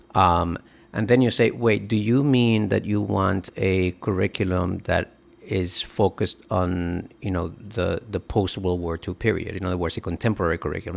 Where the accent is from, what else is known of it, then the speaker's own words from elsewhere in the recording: Dominican Republic; now in United States; I grew up in the Dominican Republic